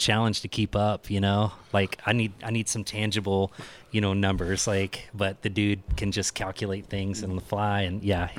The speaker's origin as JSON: {"language": "English", "town": "Houston", "region": "Texas", "country": "United States", "tie": "born or raised there", "moved": "yes", "said": "Houston, Texas, my hometown."}